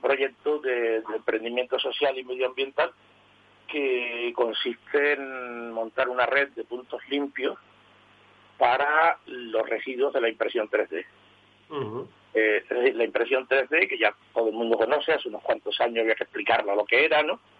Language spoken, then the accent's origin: Spanish; Seville, Andalusia, Spain; yo nací en Sevilla hace 70 años